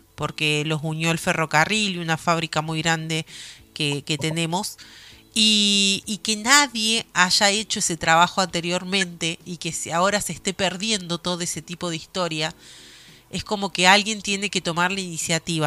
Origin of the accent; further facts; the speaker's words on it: Argentina; es muy difícil aquí en mi país